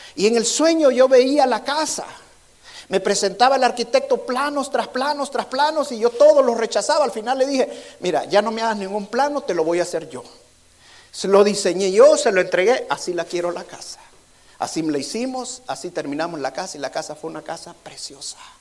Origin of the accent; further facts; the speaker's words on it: El Salvador; moved away; allá en mi país, en El Salvador